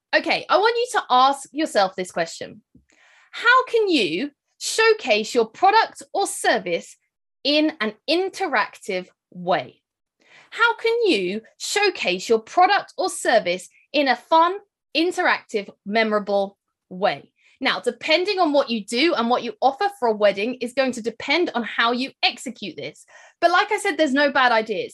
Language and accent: English; United Kingdom; accent: British; I'm, uh, based here in the U K, as you can probably hear from my accent